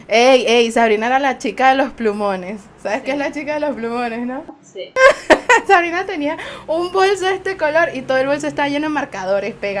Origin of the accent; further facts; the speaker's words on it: Venezuela; nosotros, como venezolanos